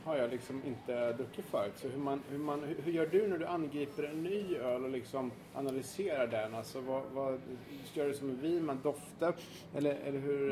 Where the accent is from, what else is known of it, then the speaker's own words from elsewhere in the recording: Sweden; jag är svensk journalist